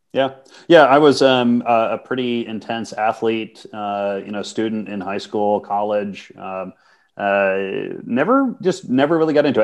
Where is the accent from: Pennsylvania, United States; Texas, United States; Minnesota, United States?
Minnesota, United States; moved away as an adult; also born or lived in Montreal / New York; I'm, I'm U.S. citizen. So I grew up in Minnesota